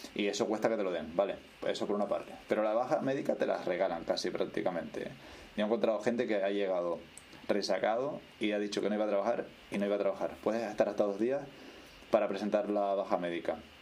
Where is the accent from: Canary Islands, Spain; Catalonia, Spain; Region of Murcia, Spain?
Canary Islands, Spain; Puerto de la Cruz; moved away as an adult; also born or lived in Los Realejos; now in Germany; Después ya me mudé al puerto muy chiquitito porque mi padre tenía su bar allí y ya después vivimos toda, desde entonces toda la vida en el puerto de la Cruz